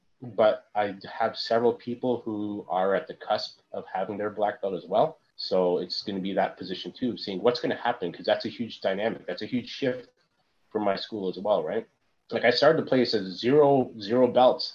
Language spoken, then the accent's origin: English; Hamilton, Ontario, Canada; moved away; also born or lived in Florida / western North America; I came back to Hamilton. You know, you always love the city that you grew up